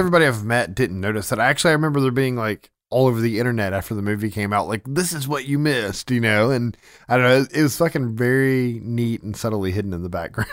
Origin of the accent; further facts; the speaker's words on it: Memphis, Tennessee, United States; we're from Memphis